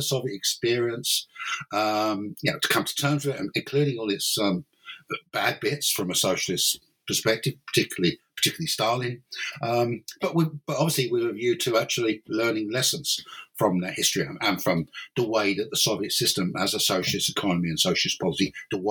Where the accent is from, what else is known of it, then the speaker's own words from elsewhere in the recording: London, United Kingdom; moved away as an adult; now in Cork, Ireland; originally I'm not Irish. Originally, I'm English or British. I'm from London basically, and then in 1992 I moved to Ireland